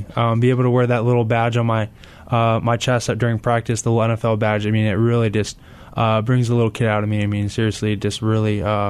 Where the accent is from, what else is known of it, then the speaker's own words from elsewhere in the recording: Carlsbad, California, United States; Yes, sir, it is. Yeah, I was born and raised in Carlsbad, San Diego.